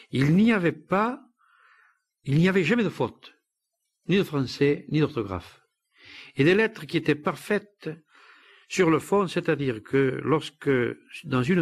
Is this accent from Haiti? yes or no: no; Occitania, France; born there; je ne suis pas né dans val je suis né dans les Baronnies.